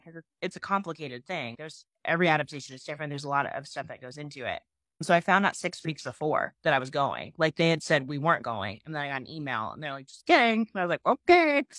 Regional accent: Pennsylvania, United States; now in Nashville, United States; I'm originally from Pennsylvania

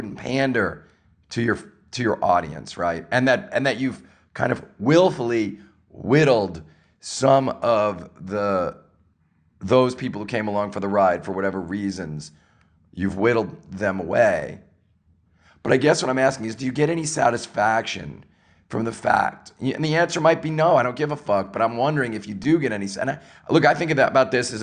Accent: New York, United States; I grew up in New York

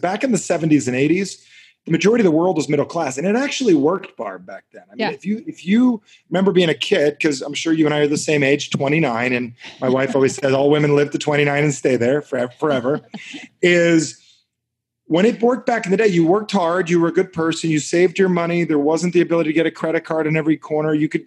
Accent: New Jersey, United States; I'm from Jersey.

